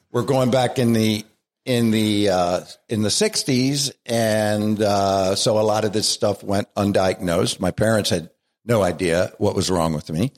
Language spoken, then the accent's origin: English; Baltimore, Maryland, United States; accent: Baltimore; moved away as an adult; now in Scranton, United States; I was born in Baltimore and raised in Baltimore